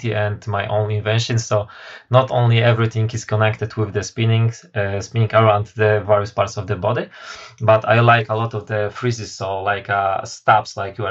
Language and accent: English; Poland; also born or lived in United Kingdom; I am from Poland.